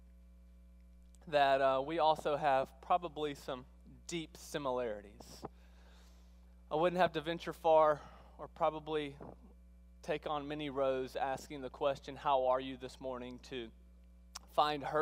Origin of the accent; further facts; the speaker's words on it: South Mississippi, United States; moved away as an adult; also born or lived in Texas; now in Alabama, United States; I sound funny this morning because I grew up in South Mississippi.